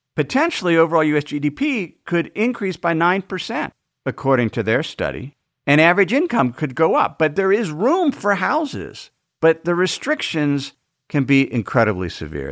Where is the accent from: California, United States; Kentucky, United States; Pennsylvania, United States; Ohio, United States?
Ohio, United States; Cincinnati; moved away as an adult; also born or lived in Idaho / Tucson; my hometown, Cincinnati